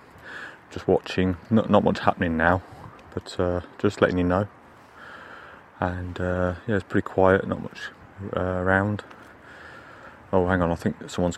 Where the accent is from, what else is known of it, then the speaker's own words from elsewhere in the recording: Birmingham, West Midlands, United Kingdom; when I was growing up in Birmingham in the 1980s